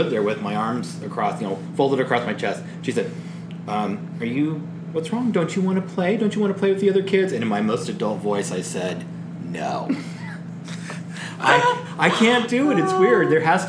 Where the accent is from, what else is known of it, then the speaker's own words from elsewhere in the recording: the South, United States; I was raised and I had to use an outhouse because I was raised in the South.